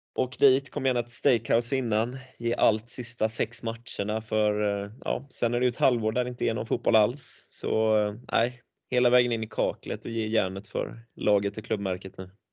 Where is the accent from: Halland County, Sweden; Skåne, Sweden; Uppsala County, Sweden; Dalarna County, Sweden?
Halland County, Sweden; Tvååker; jag är från Tvååker